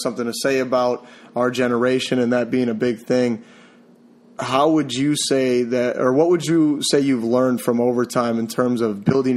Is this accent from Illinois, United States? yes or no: no; Wisconsin, United States; moved away; also born or lived in Seattle; I'm from Wisconsin, you know, born and raised, kind of. I went to Seattle for a little bit and some other places